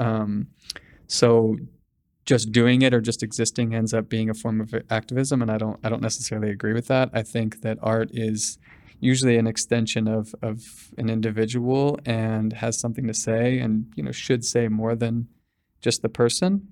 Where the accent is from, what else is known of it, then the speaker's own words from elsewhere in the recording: Sacramento, California, United States; also born or lived in Bangkok, Thailand; now in Los Angeles, United States; I'm from Sacramento originally